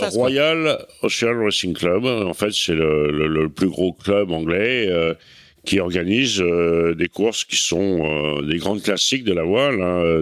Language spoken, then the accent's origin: French; Cherbourg, Normandy, France; j'ai passé mon enfance à Cherbourg